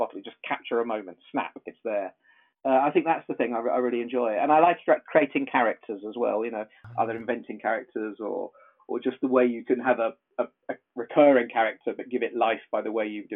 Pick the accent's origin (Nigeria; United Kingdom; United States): United Kingdom; South East England; also born or lived in Horley, England; I'm from the UK. I'm from south of England.